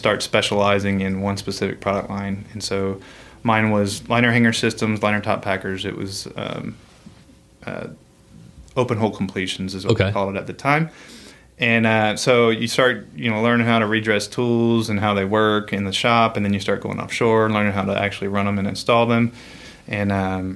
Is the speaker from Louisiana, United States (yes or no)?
yes; Louisiana, United States; also born or lived in Alexandria, Virginia; We love Louisiana. That's home now. I say I'm from Louisiana now.